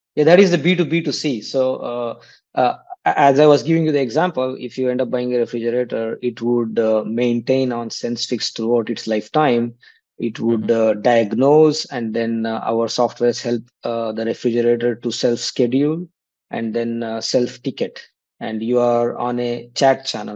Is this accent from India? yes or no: yes; Kannadiga, Karnataka, India; moved away as an adult; also born or lived in Kanpur, India; i'm a kannadiga so i uh, left uh, india after my studies from iit kanpur